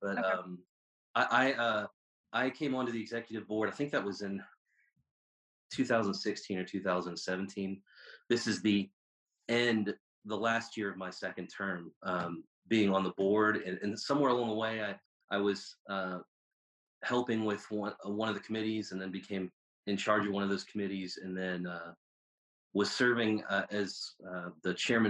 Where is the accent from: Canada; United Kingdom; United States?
United States; South Carolina; also born or lived in Pittsburgh, Pennsylvania; I was born in Pittsburgh and grew up in a Missouri Synod Lutheran church and knew a lot about God, but didn't know Jesus personally. And somewhere along the way, as a child, we moved to South Carolina, and I was in a pretty traditional Southern Baptist church near Charleston